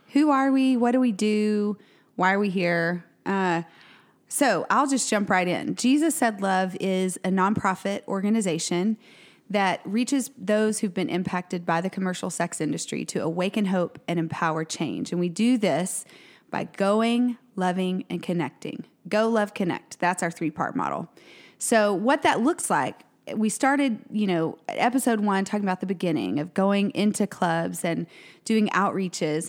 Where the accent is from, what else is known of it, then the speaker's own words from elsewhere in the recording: Tyler, Texas, United States; now in Waco, United States; which is my hometown. I'm originally from Tyler